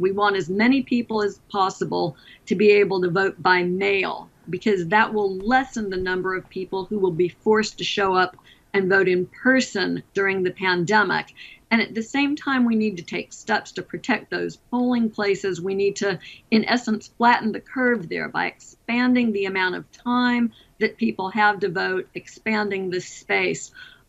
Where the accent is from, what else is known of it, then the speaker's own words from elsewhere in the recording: Alabama, United States; my home state of Alabama